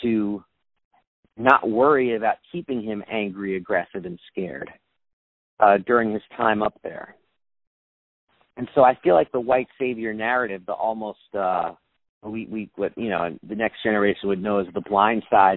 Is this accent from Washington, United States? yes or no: no; New York City, New York, United States; I'm from New York City